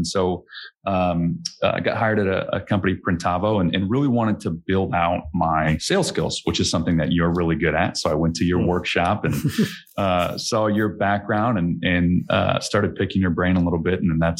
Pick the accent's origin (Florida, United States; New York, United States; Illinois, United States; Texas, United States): Illinois, United States; Chicago; So I grew up in the Chicagoland area.